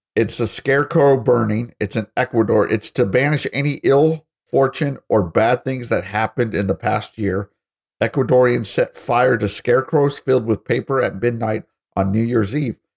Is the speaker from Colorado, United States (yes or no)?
yes; Colorado Springs, Colorado, United States; now in Texas, United States; I'm from Colorado Springs